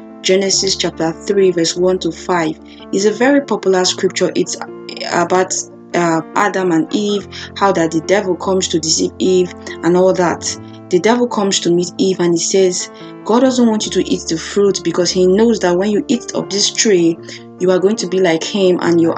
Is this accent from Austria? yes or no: no; Nigeria; I grew up in Africa, Nigeria